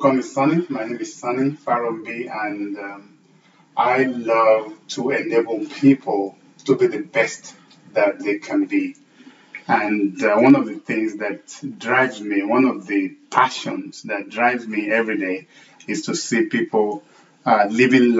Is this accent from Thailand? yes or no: no; Nigeria; moved away as an adult; growing up in Nigeria, and I spent the first, 8-9 years of my career as an engineer in Nigeria